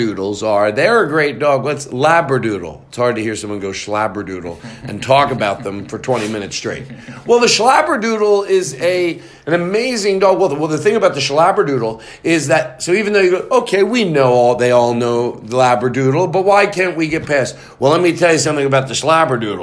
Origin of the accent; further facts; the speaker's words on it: Philadelphia, Pennsylvania, United States; I'm from Philly